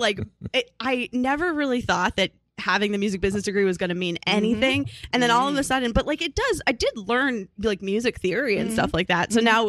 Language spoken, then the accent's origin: English; Arlington, Massachusetts, United States; moved away as an adult; now in New York, United States; I was born in Massachusetts. And then I was also raised in Massachusetts.